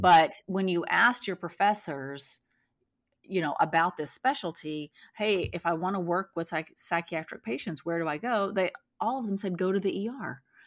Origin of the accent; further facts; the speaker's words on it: Texas, United States; moved away as an adult; now in California, United States; I'm from Texas